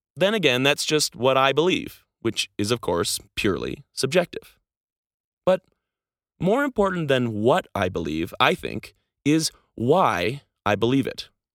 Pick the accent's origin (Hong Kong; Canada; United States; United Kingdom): Canada; moved away as an adult; Being Canadian